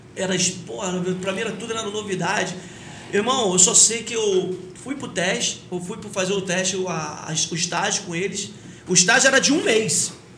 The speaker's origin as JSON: {"language": "Portuguese", "town": "Paracambi", "region": "Rio de Janeiro", "country": "Brazil"}